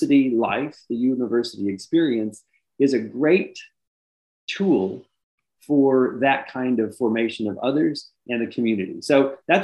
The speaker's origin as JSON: {"language": "English", "region": "Indiana", "country": "United States", "tie": "born or raised there", "moved": "yes", "said": "I'm from Indiana, as you might have guessed from some of the background educationally that you talked about. And I grew up an only child, which is sometimes a little unusual for a Catholic family, on a farm."}